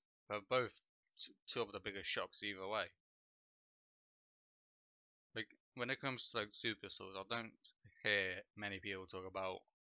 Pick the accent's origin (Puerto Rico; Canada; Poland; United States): Poland; I am not English. Well, or from the UK. I'm actually